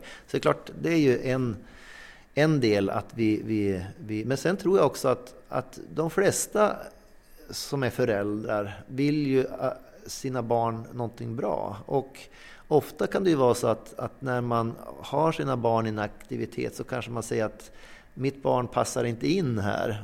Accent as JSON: {"language": "Swedish", "region": "inland Norrland", "country": "Sweden", "tie": "born or raised there", "moved": "yes", "lives_now": "Sävar, Sweden", "said": "jag är uppvuxen i Norrlands inland men bor numera i Sävar"}